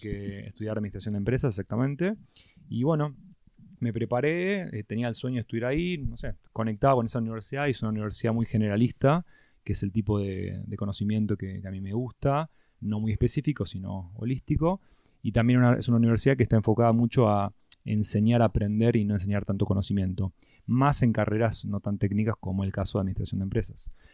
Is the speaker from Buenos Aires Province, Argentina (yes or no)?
yes; San Isidro, Buenos Aires Province, Argentina; nací en San Isidro, toda mi vida me crié en Zona Norte.